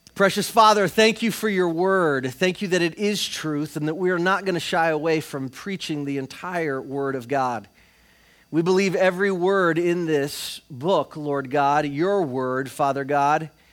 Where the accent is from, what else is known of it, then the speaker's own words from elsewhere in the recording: Florida, United States; we're from Florida